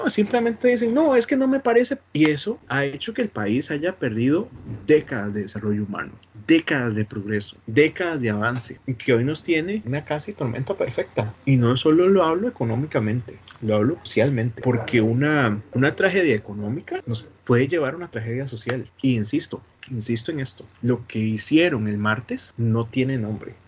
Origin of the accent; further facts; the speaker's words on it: Costa Rica; Como ticos